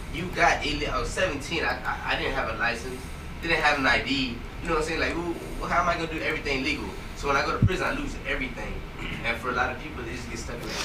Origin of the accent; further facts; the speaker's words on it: Houston, Texas, United States; I'm from Houston, from Southeast Houston